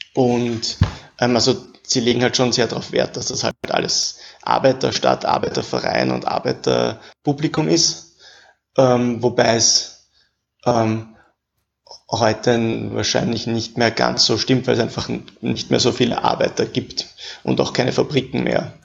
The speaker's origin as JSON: {"language": "German", "region": "Vienna", "country": "Austria", "also_born_or_lived": "Paris", "said": "ich wohne in Wien"}